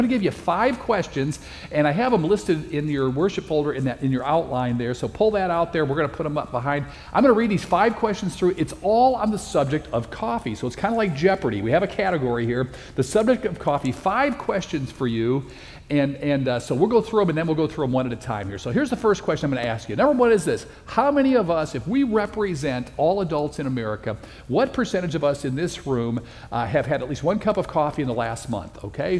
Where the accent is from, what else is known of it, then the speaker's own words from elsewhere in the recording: Chicago, Illinois, United States; moved away as an adult; also born or lived in Dallas, Texas; now in Phoenix, United States; I'm from Chicago. I spent my first 21 years in Chicago. My next 21 years I spent in Dallas, Texas, and I've been here in Phoenix, Arizona for the last 22 years.